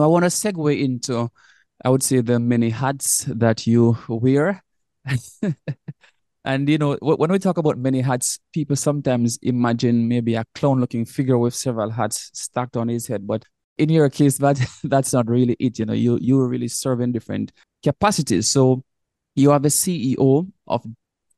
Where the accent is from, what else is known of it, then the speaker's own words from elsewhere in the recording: Jamaica; coming from Jamaica, we are both from Jamaica